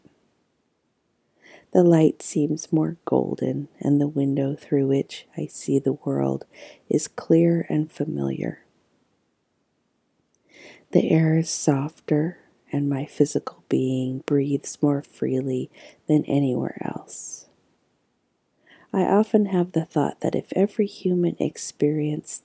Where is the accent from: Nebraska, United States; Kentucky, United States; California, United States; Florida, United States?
California, United States; Southern; also born or lived in New York / Santa Cruz / Berkeley; growing up in Southern California